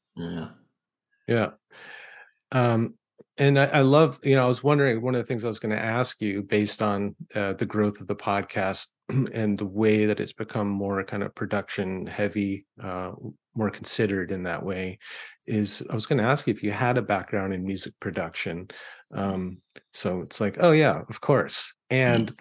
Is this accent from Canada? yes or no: yes; Canada; I grew up in Canada with the CBC